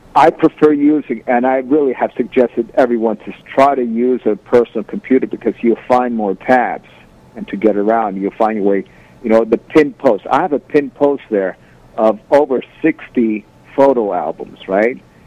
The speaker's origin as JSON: {"language": "English", "town": "Valley Cottage", "region": "New York", "country": "United States", "tie": "born or raised there", "moved": "as an adult", "lives_now": "Moscow, Russia", "said": "I was actually a transplant from New York City, but at a very early age, right? My parents bought a house in Valley Cottage, and that's where I basically grew up"}